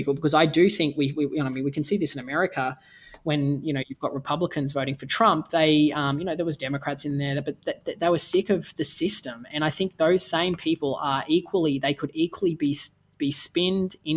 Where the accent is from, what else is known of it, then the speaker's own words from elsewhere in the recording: Australia; as an Australian